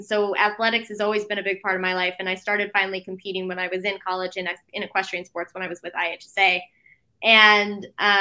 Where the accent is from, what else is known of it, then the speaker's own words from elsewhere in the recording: Washington, United States; moved away as an adult; also born or lived in Arizona; I'm from Washington State, born and raised there. I grew up there 18 years of my life